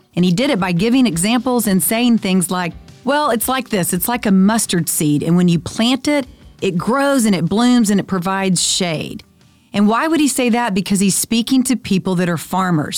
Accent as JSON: {"language": "English", "town": "Friendswood", "region": "Texas", "country": "United States", "tie": "born or raised there", "said": "I'm on the school board in my hometown, Friendswood, Texas"}